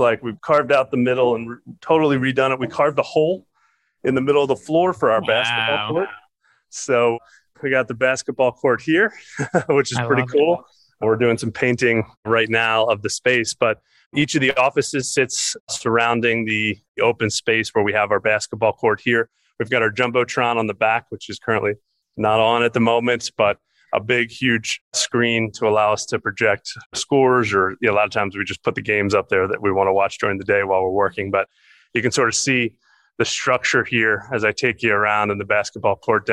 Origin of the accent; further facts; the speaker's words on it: Baltimore, Maryland, United States; I grew up in Baltimore and spent my early days as a Baltimore Colts fan, actually.